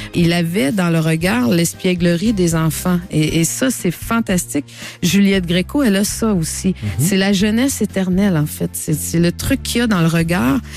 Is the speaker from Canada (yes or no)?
yes; Quebec, Canada; chez moi, au Québec